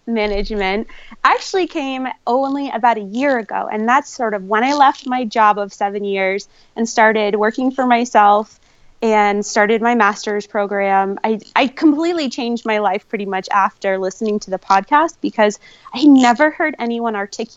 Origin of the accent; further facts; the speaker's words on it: New Hampshire, United States; now in Reno, United States; growing up in New Hampshire